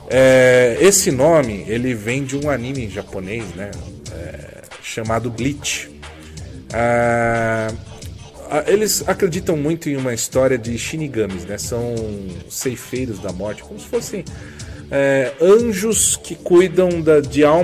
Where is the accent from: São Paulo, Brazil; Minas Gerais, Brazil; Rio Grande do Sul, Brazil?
São Paulo, Brazil; São Caetano do Sul; São Caetano, minha quebrada também.